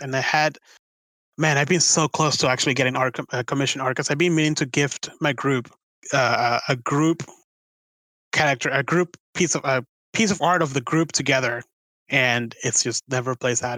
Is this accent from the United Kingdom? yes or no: no; Venezuela; now in United States; it reminds me so much of like my home country